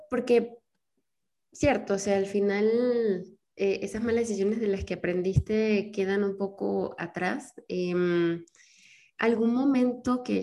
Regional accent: Venezuela; now in Mexico; O sea, yo me vine de Venezuela a México hace cuatro años y me acuerdo que cuando me subí al avión me pasó de todo, me mareé, casi vomito

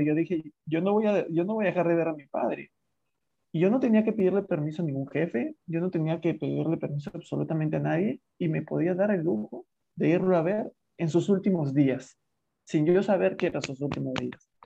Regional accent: Lima, Peru; soy de Lima, Perú

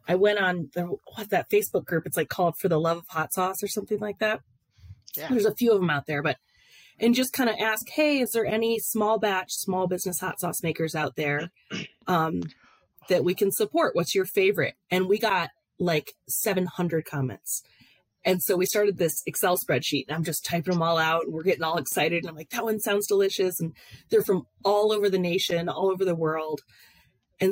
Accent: Ann Arbor, Michigan, United States; there was this place called Tio's, and it was in Ann Arbor, Michigan, where I grew up.

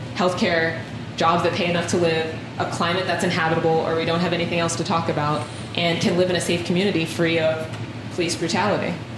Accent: Columbus, Ohio, United States; this is where I'm from. This is home. I was born here.

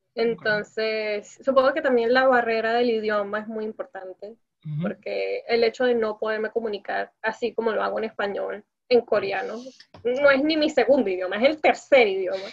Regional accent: Venezuela; first language Spanish; now in South Korea; Soy la única venezolana entre mi, entre mi grupo de amigos

